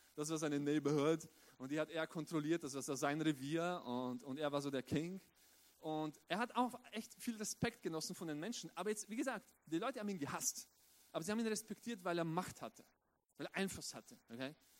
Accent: southeastern Styria, Austria; also born or lived in Romania; ich bin mein ganzes Leben lang in Österreich aufgewachsen, in der südöstlichen Steiermark

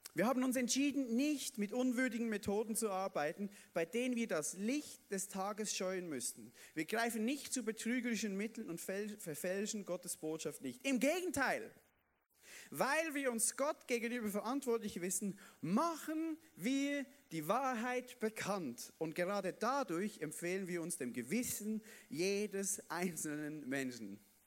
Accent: Basel-Landschaft, Switzerland; bei uns in der Schweiz, im Basel, Baselbiet, oder? Baselland komme ich ja her

